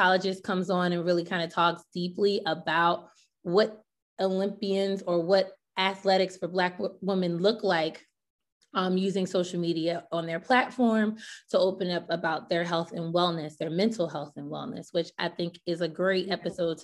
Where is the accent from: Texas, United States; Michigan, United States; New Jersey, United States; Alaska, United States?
New Jersey, United States; Willingboro; Carl Lewis is from my hometown in South Jersey